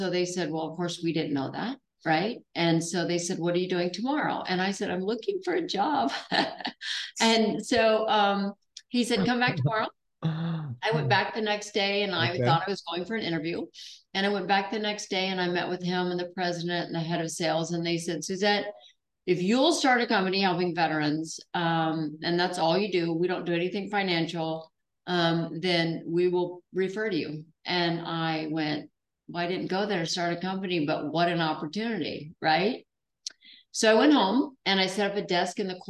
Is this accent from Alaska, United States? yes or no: yes; Alaska, United States; So I was raised in Alaska